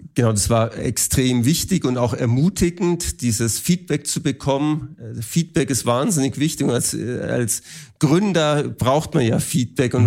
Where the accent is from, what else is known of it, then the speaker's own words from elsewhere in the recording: Germany; als Deutsche und Europäer